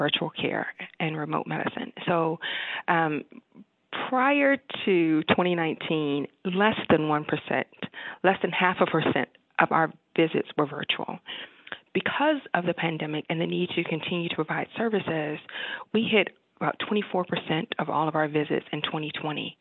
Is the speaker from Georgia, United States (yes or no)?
no; Cleveland, Ohio, United States; moved away as an adult; also born or lived in Michigan / the South / the West; now in Wisconsin, United States; So even though I'm from Cleveland, Ohio, went to school at Michigan